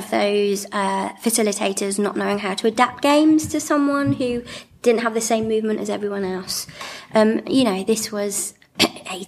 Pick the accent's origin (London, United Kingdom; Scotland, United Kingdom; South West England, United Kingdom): South West England, United Kingdom; Gloucestershire; moved away as an adult; now in Manchester, United Kingdom; growing up in Gloucestershire, being a disabled young person